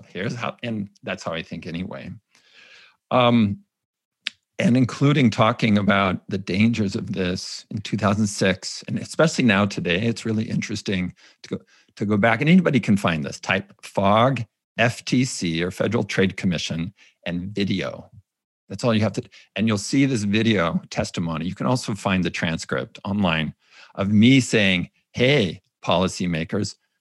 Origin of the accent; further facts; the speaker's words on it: California, United States; I was raised Mormon in California